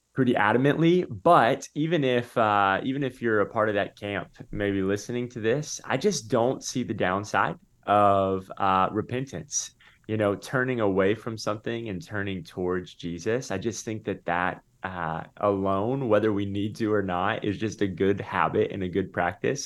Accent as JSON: {"language": "English", "town": "Tampa", "region": "Florida", "country": "United States", "tie": "born or raised there", "said": "I grew up in Tampa"}